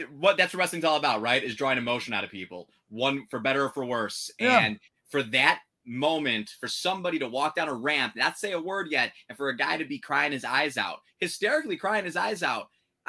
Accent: Chicago, Illinois, United States; You know, I'm from Chicago and, you know, there's a lot of history in wrestling here

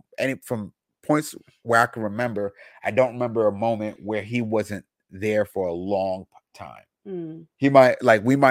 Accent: United States; I grew up in America

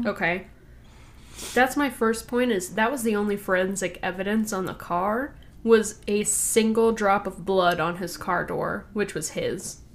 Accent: California, United States; I grew up in California

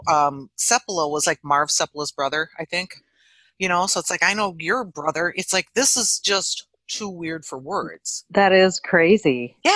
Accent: Stuartville, Minnesota, United States; Well, oh, we're from Stuartville, Minnesota.

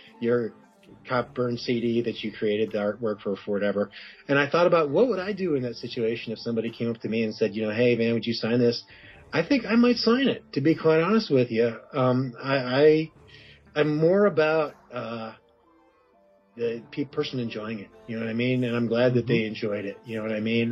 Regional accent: Chicago, Illinois, United States; growing up in the Chicago area

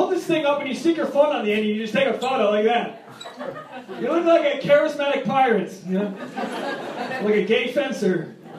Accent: Rhode Island, United States; I'm originally from Rhode Island.

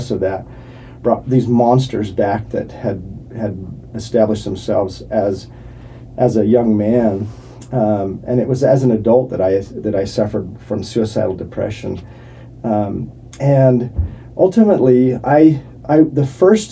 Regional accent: Provo, Utah, United States; I grew up in Provo, Utah

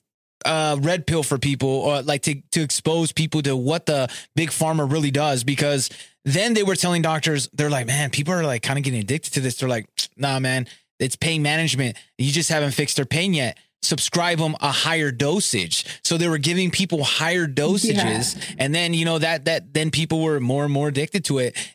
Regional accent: Southern California, United States; I grew up in Southern California

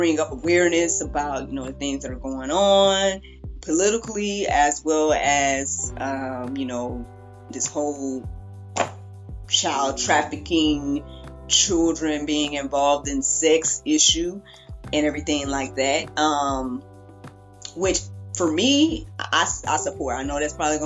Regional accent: the South, United States; I'm from the South

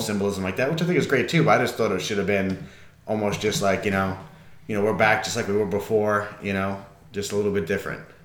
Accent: New York, United States; being a New Yorker

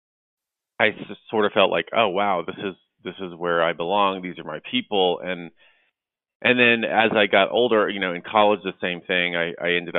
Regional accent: Dallas, Texas, United States; now in Los Angeles, United States; I grew up in Dallas, Texas

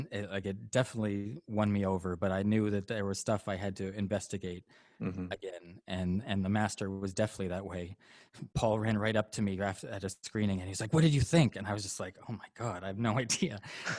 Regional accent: Canada; Canadian. Yeah, I'm Canadian. I'm raised by a Catholic, lapsed Catholic

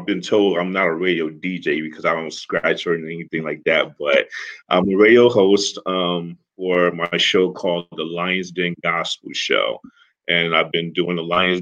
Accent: Newark, New Jersey, United States; now in Livermore, United States; I'm originally from Newark, New Jersey, now living in Livermore, California in the Bay Area

